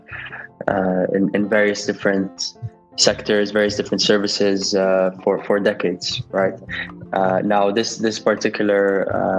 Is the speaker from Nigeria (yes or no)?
yes; Nigeria; moved away as an adult; I'm born and brought up in Nigeria